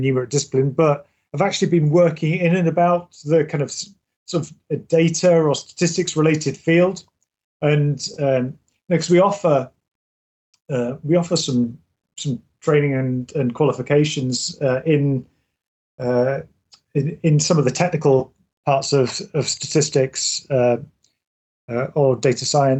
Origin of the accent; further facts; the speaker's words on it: England, United Kingdom; now in Scotland, United Kingdom; I'm originally from England